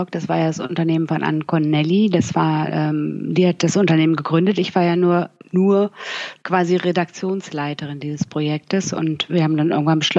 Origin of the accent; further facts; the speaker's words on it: Bremen, Germany; now in Cologne, Germany; Ich lebe ja schon seit Jahren nicht mehr in Bremen. Ich komme aus Bremen und ich lebe